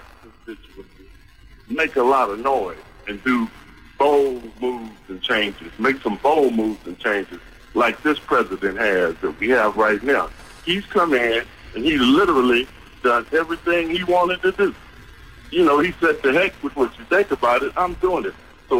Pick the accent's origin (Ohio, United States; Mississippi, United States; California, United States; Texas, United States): Texas, United States; Dallas; I'm from the Dallas area